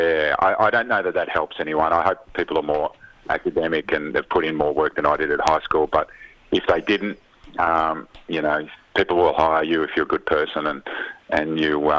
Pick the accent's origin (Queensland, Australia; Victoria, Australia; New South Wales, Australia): Victoria, Australia; Frankston; also born or lived in Seaford; I grew up in Frankston.